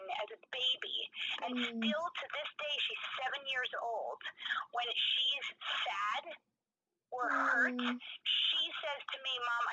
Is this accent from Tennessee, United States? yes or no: no; New York City, New York, United States; now in Boulder, United States; growing up in New York City